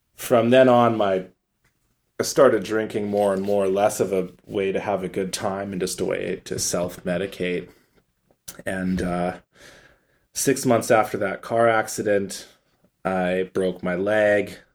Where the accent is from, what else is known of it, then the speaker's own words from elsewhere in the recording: Calgary, Alberta, Canada; now in Vancouver, Canada; We grew up in Calgary together